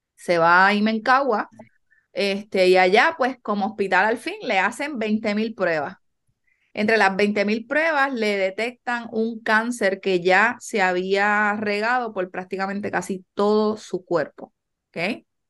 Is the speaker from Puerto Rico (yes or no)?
yes; Yabucoa, Puerto Rico; also born or lived in New York; nosotros somos de Yabucoa original